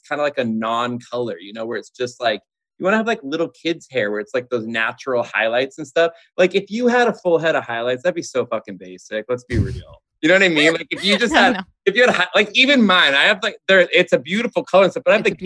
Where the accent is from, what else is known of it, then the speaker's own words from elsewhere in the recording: Southern California, United States; moved away as an adult; also born or lived in Los Angeles; now in Nashville, United States; I'm born and raised in Southern California.